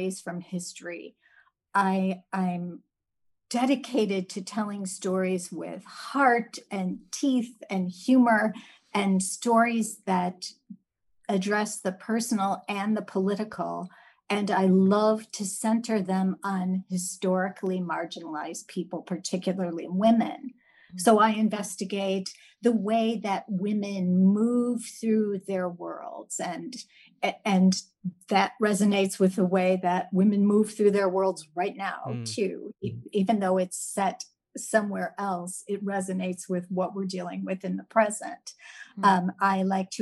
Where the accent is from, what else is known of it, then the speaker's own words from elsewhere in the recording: Chicago, Illinois, United States; now in Houston, United States; I'm originally from Chicago and based in Houston